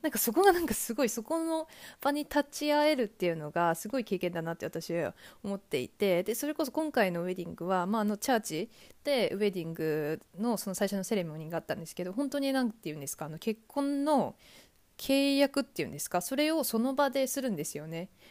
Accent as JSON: {"language": "Japanese", "country": "Japan", "tie": "born or raised there", "also_born_or_lived": "Australia / New Zealand / Canada", "moved": "as an adult", "lives_now": "Huddersfield, United Kingdom", "said": "私がこう、日本出身"}